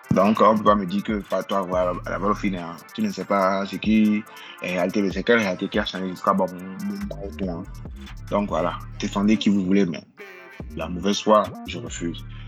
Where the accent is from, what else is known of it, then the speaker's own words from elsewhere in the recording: Benin; je suis bénin, j'ai vécu tout ma vie au Bénin, je suis né au Bénin